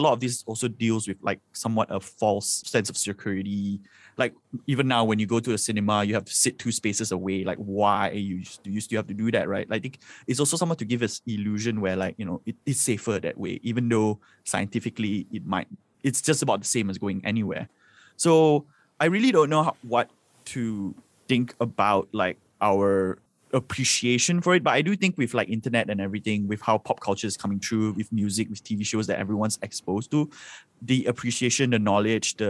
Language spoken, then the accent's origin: English; Subang Jaya, Selangor, Malaysia; I grew up in Subang Jaya